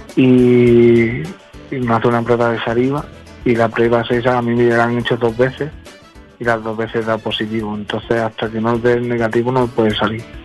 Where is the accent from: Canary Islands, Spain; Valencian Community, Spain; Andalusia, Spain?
Andalusia, Spain; Cádiz; now in Madrid, Spain; soy de Cádiz, de Andalucía